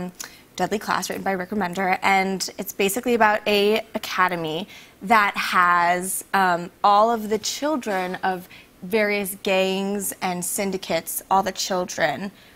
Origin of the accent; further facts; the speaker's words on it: Washington, United States; also born or lived in Vietnam / Chicago; So my parents brought me to Chicago and then to Washington State, where I lived on Whidbey Island, which I don't know if you're familiar with it, but Whidbey Island is a farm island.